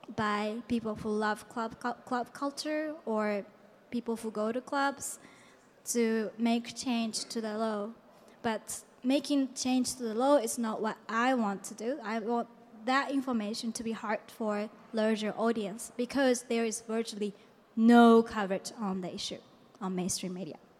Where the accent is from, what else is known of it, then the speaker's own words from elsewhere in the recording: Japan; I come from Japan.